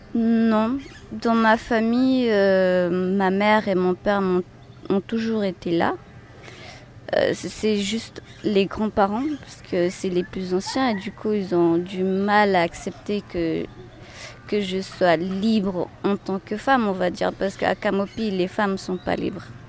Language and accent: French; Camopi, French Guiana; also born or lived in Cayenne / Kourou; Je suis née à Cayenne et puis j'ai grandi à Camopi